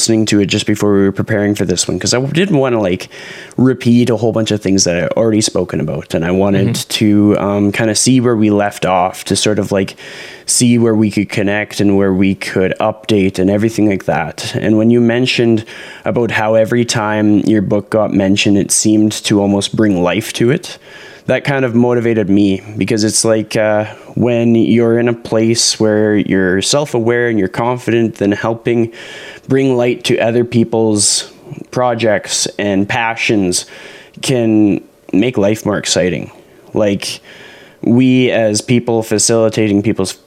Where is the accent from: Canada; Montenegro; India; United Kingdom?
Canada; being a Canadian, seeing a lot of Canadian content